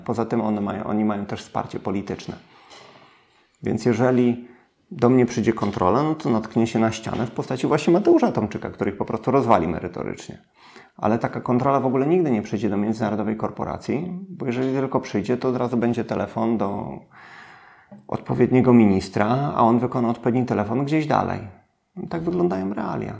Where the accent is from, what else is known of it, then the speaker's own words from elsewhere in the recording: Włocławek, Kuyavian-Pomeranian Voivodeship, Poland; Ja pochodzę z Włocławka, bezrobocie na poziomie 30%